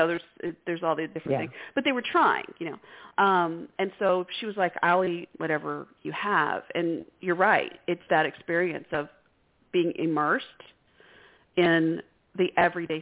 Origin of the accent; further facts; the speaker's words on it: Texas, United States; we're from Texas